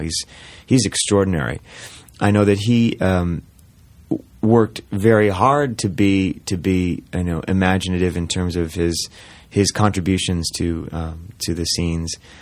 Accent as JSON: {"language": "English", "town": "Saginaw", "region": "Michigan", "country": "United States", "tie": "born or raised there", "moved": "yes", "said": "I grew up in Michigan, in mid-Michigan, Saginaw, Michigan"}